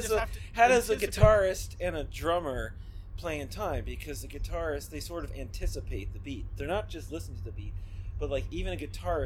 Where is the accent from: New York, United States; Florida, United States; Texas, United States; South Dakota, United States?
Florida, United States; Miami; moved away; we went to high school together, and yep. We're from Miami